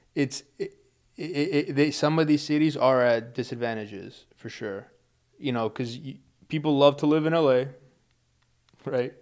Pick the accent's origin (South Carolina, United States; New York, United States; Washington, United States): New York, United States; New York City; we're from New York